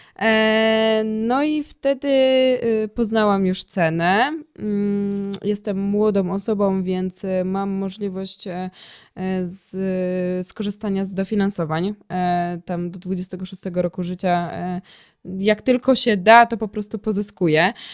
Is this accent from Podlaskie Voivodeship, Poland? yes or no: no; Ruda Śląska, Silesian Voivodeship, Poland; also born or lived in Sosnowiec; Ja jestem z Rudy Śląskiej i tutaj e, później całą działalność przeniosłam do Sosnowca